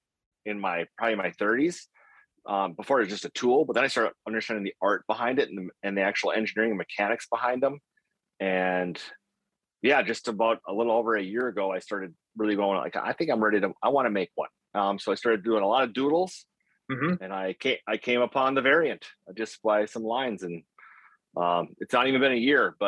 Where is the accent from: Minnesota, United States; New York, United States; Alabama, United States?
Minnesota, United States; Grand Rapids; also born or lived in Bemidji, Minnesota; I grew up in Grand Rapids, Minnesota.